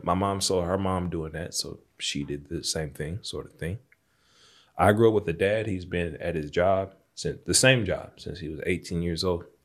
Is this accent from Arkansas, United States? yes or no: yes; Jonesboro, Arkansas, United States; that I grew up in, Jonesboro, Arkansas